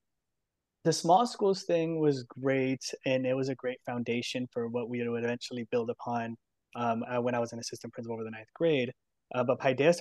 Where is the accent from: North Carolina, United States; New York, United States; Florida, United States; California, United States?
California, United States; San Diego; also born or lived in Oakland; now in San Diego, United States; I come from San Diego